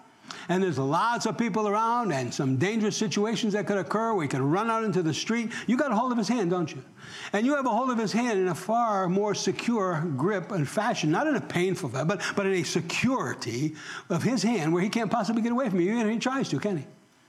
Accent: New York, United States; accent: New York; moved away; I've been here for 30-some years now, and I've lost my New York accent. I know I have.

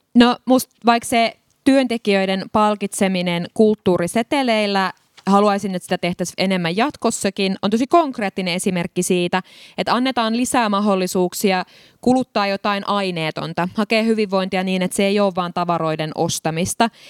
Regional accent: Tampere, Pirkanmaa, Finland; Mä oon Hervannasta kotoisin

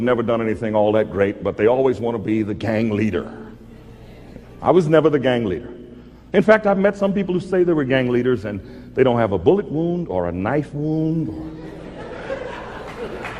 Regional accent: Mobile, Alabama, United States; moved away; I was born in Mobile, Alabama

